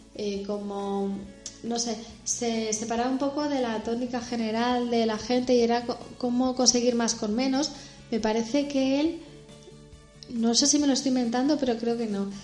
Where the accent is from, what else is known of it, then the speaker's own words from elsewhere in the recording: Madrid, Community of Madrid, Spain; Somos dos madrileñas que estamos en Madrid